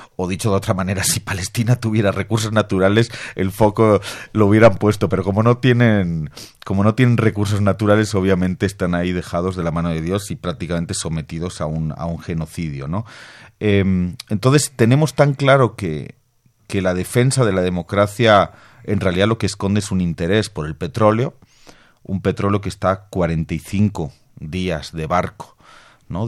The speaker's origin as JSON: {"language": "Spanish", "country": "Bolivia", "said": "Yo vengo de Bolivia"}